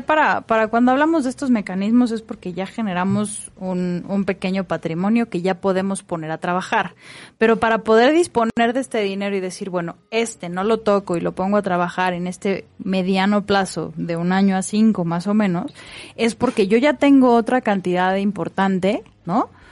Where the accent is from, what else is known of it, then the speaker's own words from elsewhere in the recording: Mexico; como buenos mexicanos nos emocionamos